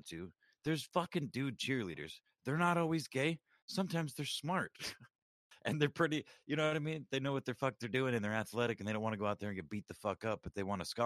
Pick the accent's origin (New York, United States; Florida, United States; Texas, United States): Texas, United States; Houston; I grew up in South Texas, you know, around Houston